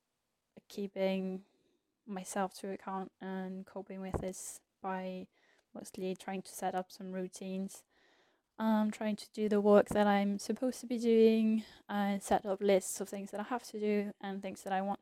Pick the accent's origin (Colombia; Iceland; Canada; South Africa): Iceland; moved away as an adult; also born or lived in England; I am originally from Iceland and my family is there